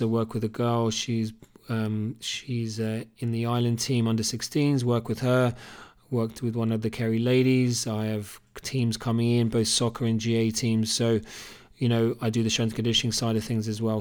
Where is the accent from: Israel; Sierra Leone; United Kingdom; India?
United Kingdom; Cambridge, East of England; accent: Cambridge; moved away as an adult; also born or lived in Australia; now in Killarney, Ireland; It's actually a Cambridge accent. I was born and bred in Cambridge in the U K.